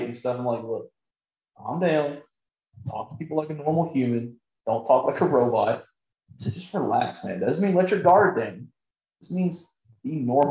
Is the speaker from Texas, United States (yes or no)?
yes; South Texas, United States; I'm from South Texas